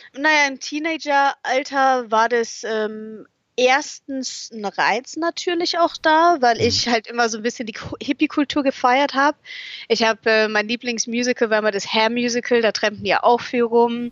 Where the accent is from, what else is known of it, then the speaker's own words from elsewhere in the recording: Munich, Bavaria, Germany; moved away; also born or lived in England; um München herum, um meine Heimat herum